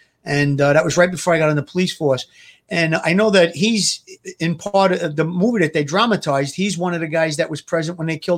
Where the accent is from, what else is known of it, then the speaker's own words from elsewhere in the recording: New York City, New York, United States; So I was around a lot of wise guys growing up. I came from Gravesend Avenue